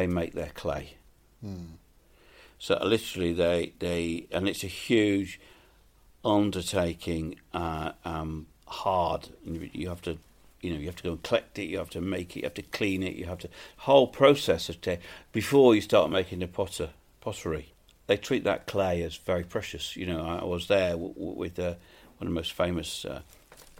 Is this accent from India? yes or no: no; England, United Kingdom; We're English